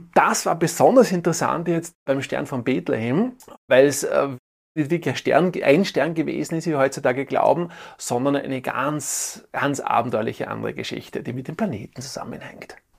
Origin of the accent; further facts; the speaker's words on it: Tyrol, Austria; bei uns in Tirol